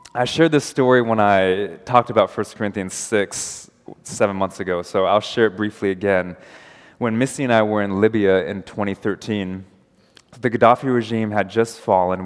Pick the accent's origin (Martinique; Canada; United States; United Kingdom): United States; I'm American